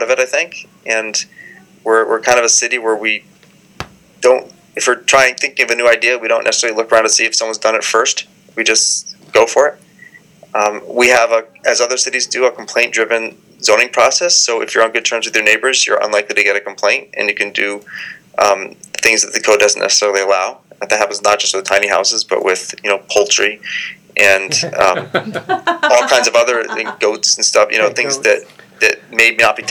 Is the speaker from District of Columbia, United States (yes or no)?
yes; Washington, District of Columbia, United States; now in Portland, United States; I grew up in Washington, D.C., where I grew up in row houses.